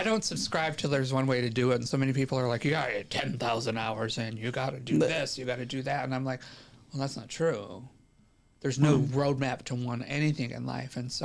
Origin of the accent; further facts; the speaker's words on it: upstate New York, United States; also born or lived in Rochester, New York; now in Los Angeles, United States; I was born in upstate New York, but I lived the majority of my life in New York City, between New York City and Rochester, New York area